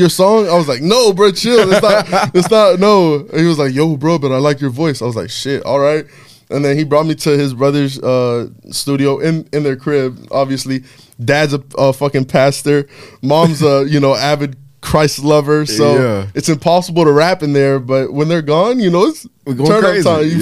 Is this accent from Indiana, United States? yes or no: no; Hialeah, Florida, United States; I grew up in Hialeah